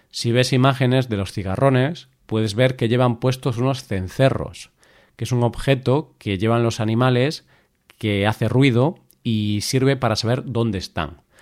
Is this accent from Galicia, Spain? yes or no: yes; Galicia, Spain; eso no significa que la gente de mi tierra, de Galicia, seamos todos unos aburridos.